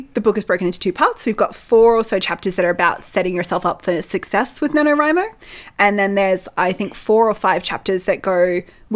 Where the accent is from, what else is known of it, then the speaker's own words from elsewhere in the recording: Australia; we are Australian